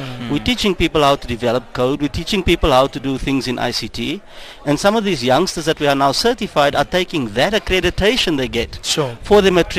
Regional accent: South Africa; moved away; I'm a South African.

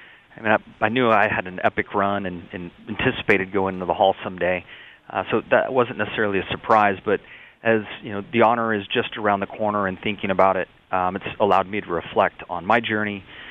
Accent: San Diego, California, United States; I had very humble beginnings growing up in the San Diego area

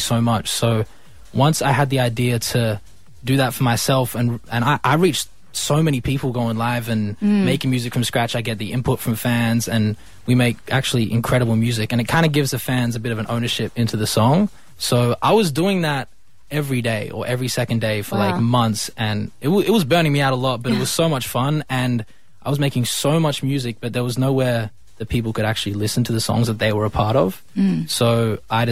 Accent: Australia; growing up in Australia, especially making music in my bedroom my whole life

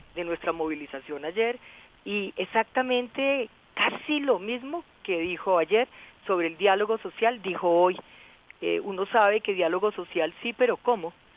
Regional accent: Colombia

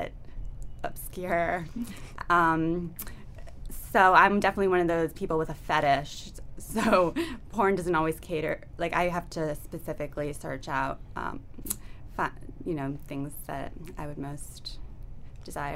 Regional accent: Boston, Massachusetts, United States; moved away; I'm from Boston.

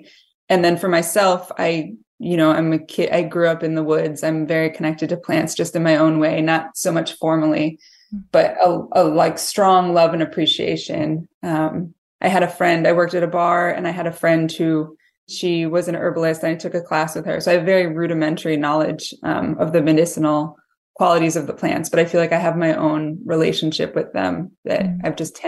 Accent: Massachusetts, United States; I lived in Western Mass. I grew up in Massachusetts and lived in Western Mass for most of my life.

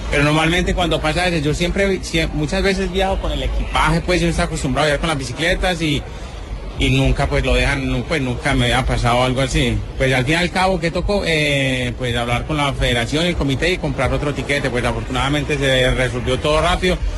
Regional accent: Antioquia, Colombia; now in Italy; Como paisa vendemos de todo.

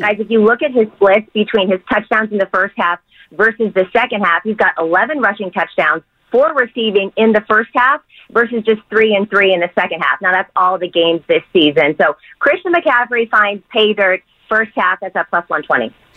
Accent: Bay Area, California, United States; a Bay Area kid

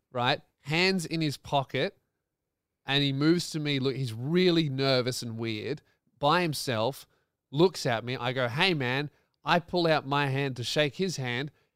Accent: Melbourne, Victoria, Australia; my tour is in Melbourne, my hometown

